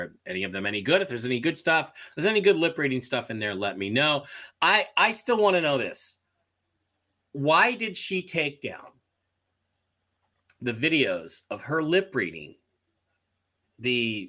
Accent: Michigan, United States; you know, I'm from Michigan and I was upset when I found out about the not valid signatures.

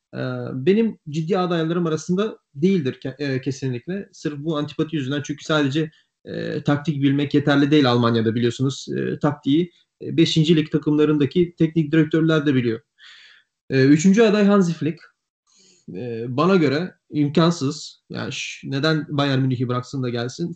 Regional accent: Bulgaria; ben Bulgaristanlıyım.

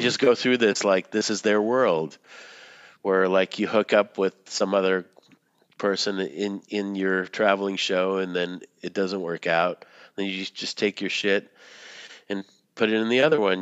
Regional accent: Boston, Massachusetts, United States; moved away; when I was growing up in Boston

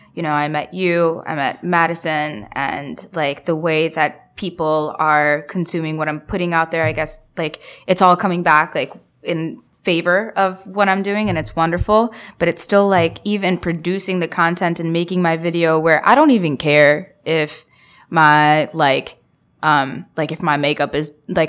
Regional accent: Bangladesh; I'm from Bangladesh.

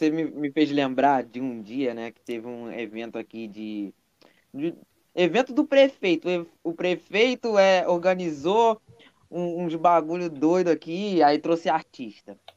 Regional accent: Rio de Janeiro, Brazil; Pô, vou pros rolé, não sei o que, eu sou do Rio, cara.

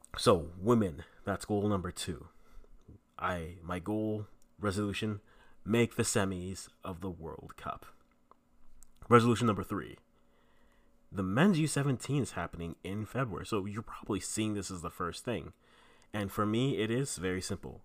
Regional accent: Canada; also born or lived in Ghana (ancestry); I am Ghanaian, Canadian, Ghanaian parents

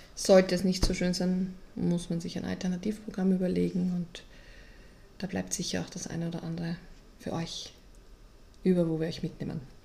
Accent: Vienna, Austria; als Wiener

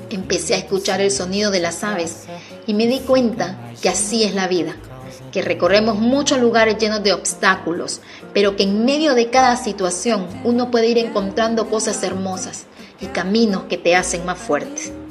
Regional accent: Honduras; soy hondureña.

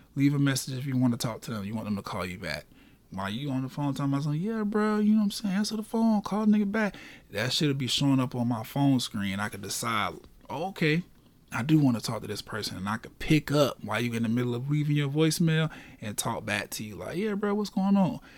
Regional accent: Orlando, Florida, United States; born and raised in Orlando

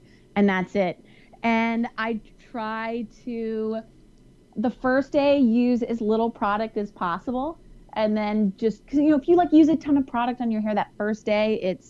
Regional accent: Houston, Texas, United States; I'm from Houston, so I know humidity.

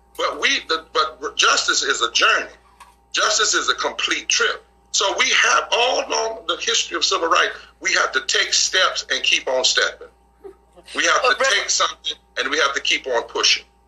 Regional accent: the South, United States; I'm from the South

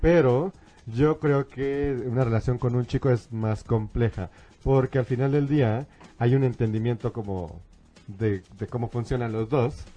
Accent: San Luis Potosí, Mexico; now in Mexico City, Mexico; nosotros somos de San Luis

